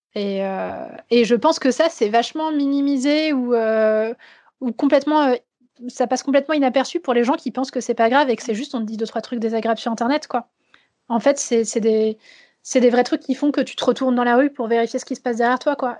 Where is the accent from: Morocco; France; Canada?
France; Vosges, Grand Est; moved away; j'ai grandi dans les Vosges